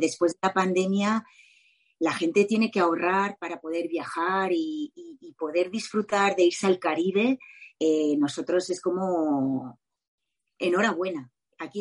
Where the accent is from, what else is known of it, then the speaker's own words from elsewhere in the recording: Mallorca, Balearic Islands, Spain; me quedo con mi isla, por supuesto, que es Mallorca